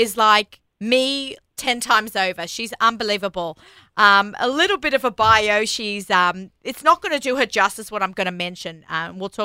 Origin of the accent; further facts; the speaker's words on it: Sydney, New South Wales, Australia; now in New York, United States; I grew up in Australia